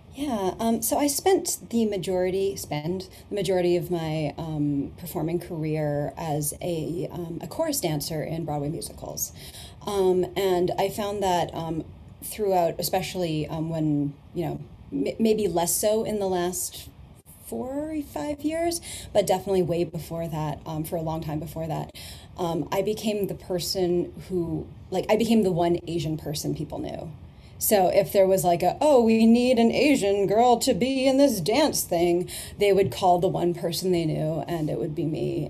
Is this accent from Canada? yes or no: yes; Canada; I grew up in Canada